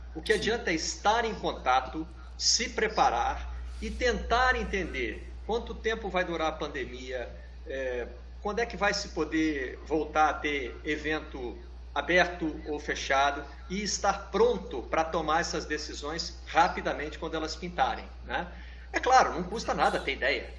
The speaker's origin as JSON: {"language": "Portuguese", "town": "Juiz de Fora", "region": "Minas Gerais", "country": "Brazil", "said": "o Tupi de Juiz de Fora, lá da minha cidade"}